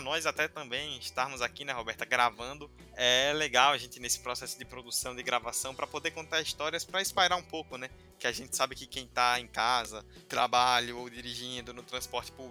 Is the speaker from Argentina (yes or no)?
no; Rio Branco, Acre, Brazil; Em Rio Branco, um beijão pra toda a minha cidade, onde